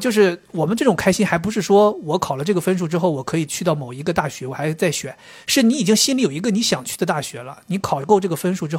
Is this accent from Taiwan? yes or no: no; Beijing, China; 我我们说我是北京的。哦哦哦，北方是北方，北京是北京啊。